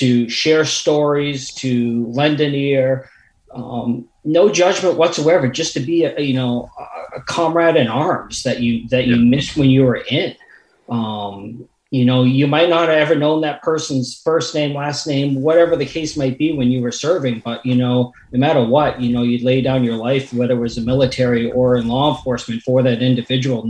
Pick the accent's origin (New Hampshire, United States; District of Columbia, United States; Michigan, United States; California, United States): New Hampshire, United States; growing up in New Hampshire, living here all my life